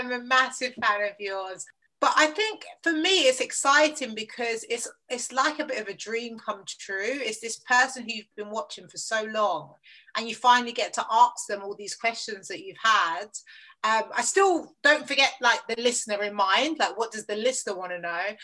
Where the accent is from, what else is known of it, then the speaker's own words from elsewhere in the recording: London, United Kingdom; I grew up in southeast London, Lewisham